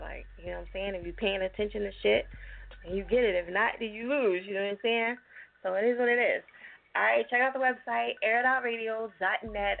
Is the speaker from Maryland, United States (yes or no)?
no; New Jersey, United States; moved away; also born or lived in Philadelphia, Pennsylvania; I'm from Jersey, but I lived in Philly for 15 years